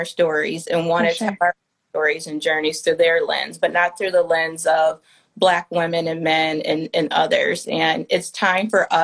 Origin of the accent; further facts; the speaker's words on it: Detroit, Michigan, United States; moved away; also born or lived in New York; Detroit, my hometown